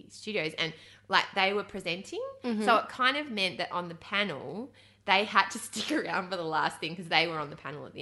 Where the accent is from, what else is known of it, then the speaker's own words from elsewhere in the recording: Australia; I'm an Aussie from down under